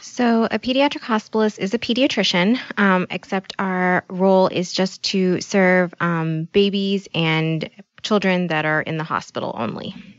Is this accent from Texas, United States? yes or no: no; Bay Area, close to San Francisco, California, United States; moved away as an adult; now in Midwest, United States; I grew up in California